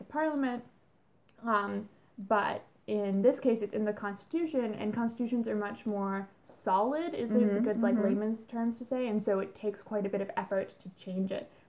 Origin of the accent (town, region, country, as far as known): Canada